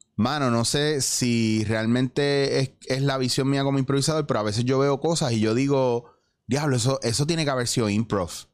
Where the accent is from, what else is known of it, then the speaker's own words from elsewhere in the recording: Puerto Rico; moved away as an adult; also born or lived in New York; yo me fui por eso, de aquí, de Puerto Rico, yo me fui para Nueva York